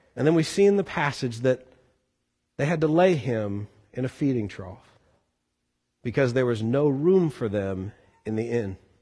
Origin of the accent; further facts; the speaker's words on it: Boone County, Missouri, United States; now in Kentucky, United States; As a Missouri boy moving to this area, never did I really like talk up that I was from Boone County, Missouri.